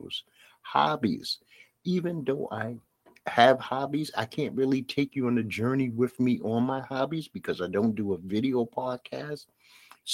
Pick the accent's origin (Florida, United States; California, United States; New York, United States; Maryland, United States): New York, United States; New York City; accent: Brooklyn; my Brooklyn accent